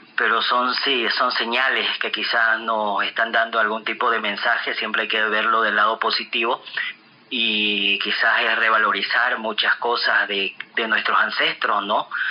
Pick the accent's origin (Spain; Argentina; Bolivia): Bolivia; Rurrenabaque, Beni; mi pueblo Renabaque